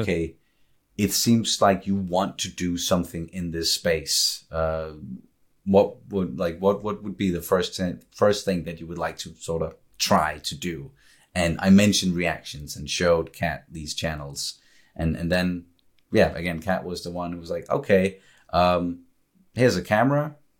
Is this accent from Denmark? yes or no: yes; Copenhagen, Capital Region of Denmark, Denmark; moved away as an adult; now in Funen, Denmark; I was born and raised in Copenhagen